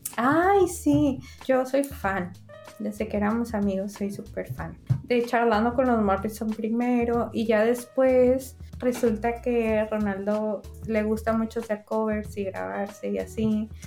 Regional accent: northern Mexico, Mexico; accent: norteño; hablo como mexicana.

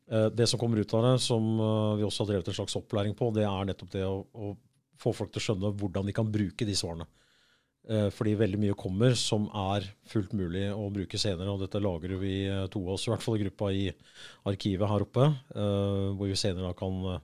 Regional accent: United States; now in Norway; jeg vokste opp i USA

